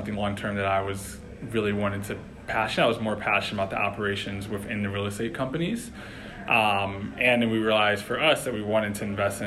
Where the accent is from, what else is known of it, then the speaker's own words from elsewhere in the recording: Detroit, Michigan, United States; moved away; also born or lived in Evanston, Illinois / New York / Boston; I'm originally from Detroit, Michigan. First generation Haitian American.